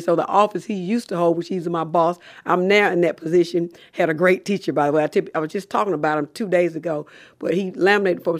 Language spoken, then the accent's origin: English; Macon, Georgia, United States; I'm from Davis on right down the road here at forty Menard Street